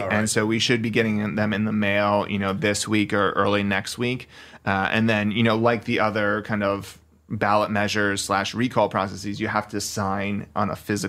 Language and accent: English; New Jersey, United States; now in Redding, United States; I grew up in New Jersey.